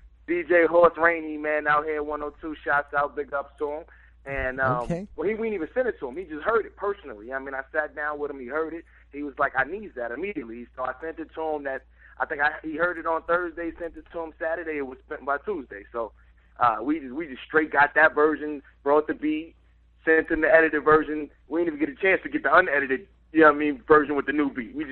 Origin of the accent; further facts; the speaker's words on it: New York City, New York, United States; now in North Carolina, United States; I'm from Harlem. You know what I'm saying? I'm born out there, raised out there a little bit. Now I moved to NC. Been out here for some years